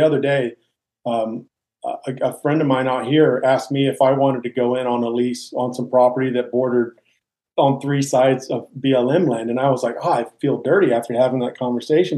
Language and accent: English; Virginia, United States; growing up, I grew up in Virginia, right?